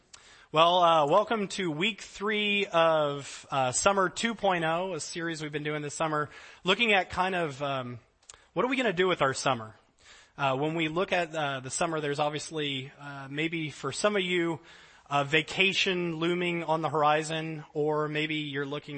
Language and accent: English; New Orleans, Louisiana, United States; I grew up in Louisiana, flat state, no mountains